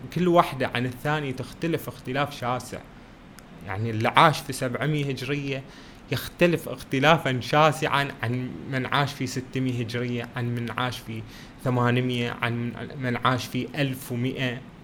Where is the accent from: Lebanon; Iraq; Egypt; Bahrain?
Bahrain; بلادنا البحرين